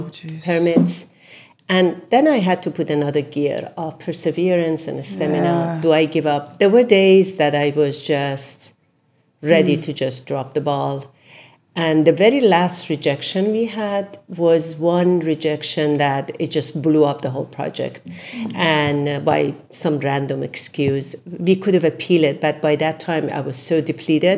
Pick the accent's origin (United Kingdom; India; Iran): Iran; Isfahan; also born or lived in Brooklyn, New York; now in New York, United States; I come from Isfahan. Isfahan is one of the most beautiful